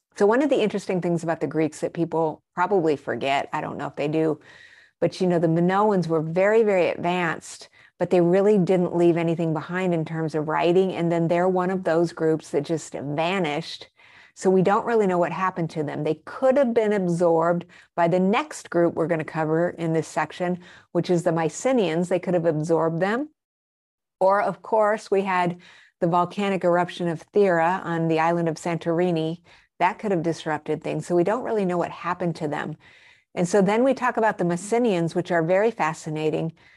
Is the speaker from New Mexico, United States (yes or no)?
yes; Albuquerque, New Mexico, United States; also born or lived in Arizona / Colorado; I grew up in Albuquerque, New Mexico, and I spent a lot of my formative years also in Arizona and Colorado